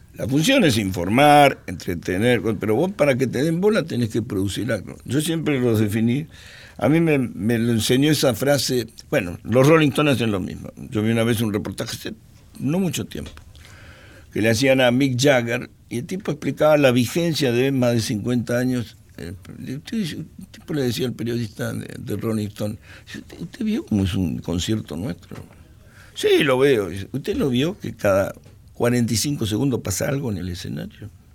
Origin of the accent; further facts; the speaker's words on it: Argentina; no soy argentino